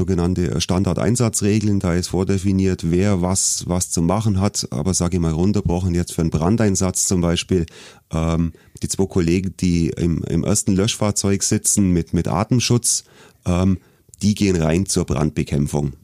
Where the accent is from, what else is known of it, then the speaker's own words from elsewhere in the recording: Augsburg, Bavaria, Germany; Ich bin wirklich Ur-Augsburger, bin hier in Augsburg aufgewachsen